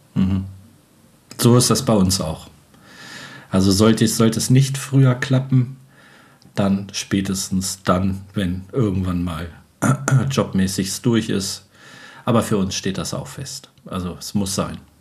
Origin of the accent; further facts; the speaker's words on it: Göttingen, Lower Saxony, Germany; moved away; also born or lived in Wolfsburg-Braunschweig area / Norddeich; ursprünglich komme ich aus Göttingen